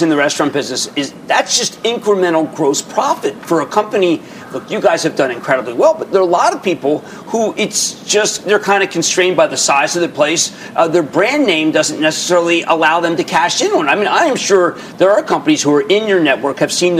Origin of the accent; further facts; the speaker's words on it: Brooklyn, New York, United States; I'm from Brooklyn